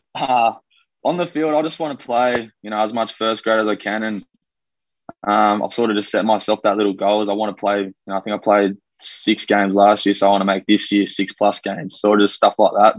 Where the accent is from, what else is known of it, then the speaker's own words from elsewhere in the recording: Australia; accent: Australian; also born or lived in Wellington, New Zealand; I've been here since I was about two years old, so mm. I'm pretty much an Aussie. I've got the accent